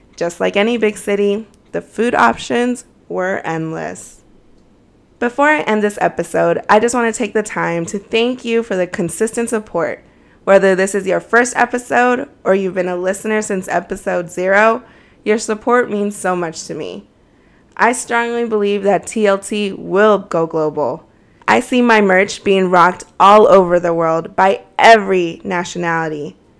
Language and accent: English; D.C., District of Columbia, United States; I grew up near Washington, D.C., so it gave me the city vibes.